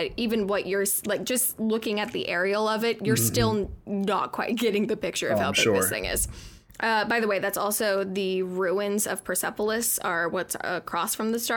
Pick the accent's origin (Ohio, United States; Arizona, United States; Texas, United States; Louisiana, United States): Arizona, United States; Tucson; I'm from Tucson, Arizona. I'm smack dab in the middle of the desert. And growing up, like in the winter, it would get down to like 17 degrees